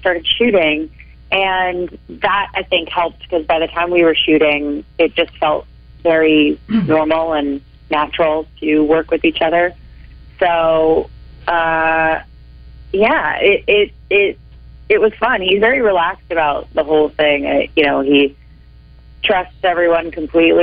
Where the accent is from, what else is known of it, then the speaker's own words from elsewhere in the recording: Bay Area, California, United States; moved away as an adult; also born or lived in East Coast; now in Los Angeles, United States; I'm from the Bay Area